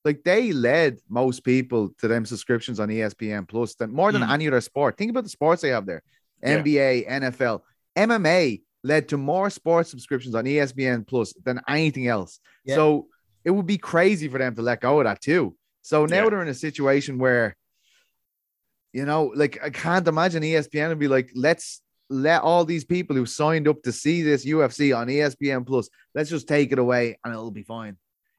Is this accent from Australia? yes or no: no; Ireland; As much as it will hurt me as an Irishman